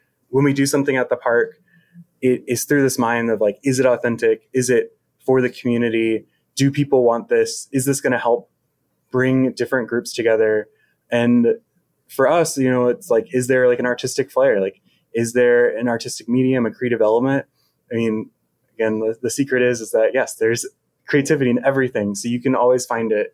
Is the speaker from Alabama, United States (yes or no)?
no; Richmond, Virginia, United States; moved away as an adult; now in Charlottesville, United States; I'm from Richmond originally, and Richmond, if they know anything, they know how to throw a good festival. So I grew up going to like tons and tons and tons of festivals